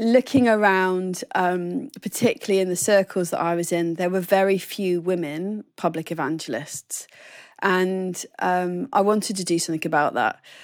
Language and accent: English; Oxford, South East England, United Kingdom; also born or lived in Plymouth, Devon; So, I was born in Devon and then we moved up to Oxford when I was about seven